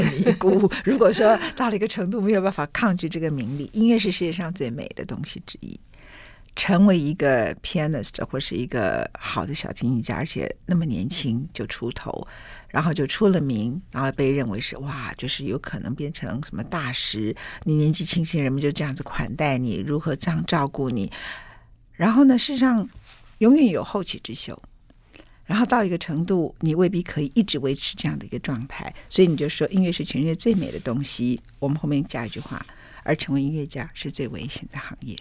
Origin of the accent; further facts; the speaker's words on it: Taiwan; 我们台湾人